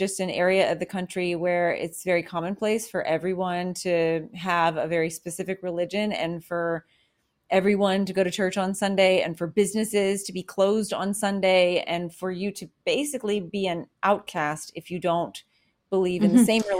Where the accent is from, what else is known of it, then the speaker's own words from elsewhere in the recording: the South, United States; I was raised in the Bible